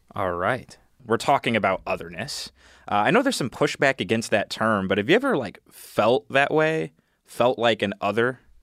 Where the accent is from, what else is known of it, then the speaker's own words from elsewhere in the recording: Detroit, Michigan, United States; I am from Detroit